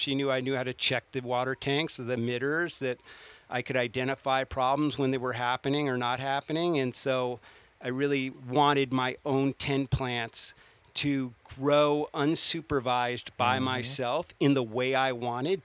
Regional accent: Southern Humboldt, California, United States; growing up in Southern Humboldt

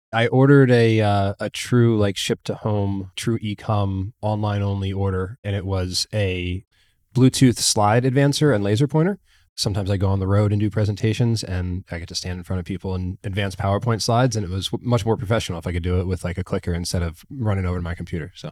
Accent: New Jersey, United States; now in Bentonville, United States; growing up in New Jersey

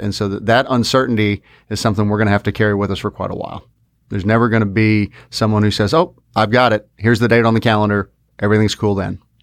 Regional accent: Fort Worth, Texas, United States; we're from Fort Worth

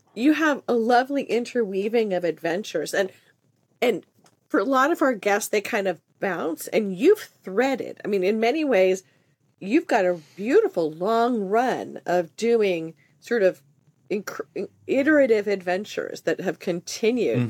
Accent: Southern California, United States; I grew up in Southern California

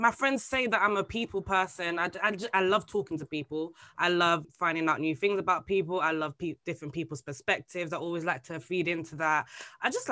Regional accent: Bexleyheath, London, United Kingdom; I'm growing up in Bexley Heath in my secondary school.

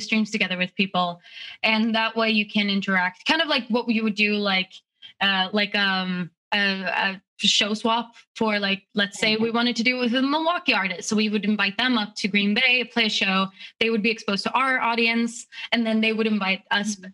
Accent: Stockholm, Stockholm County, Sweden; moved away as an adult; now in United States; I grew up in Stockholm, which is the capital

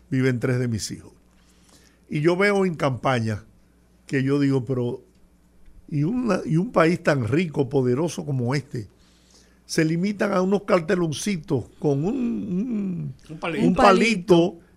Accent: Dominican Republic; esto es una reunión de patio en mi país

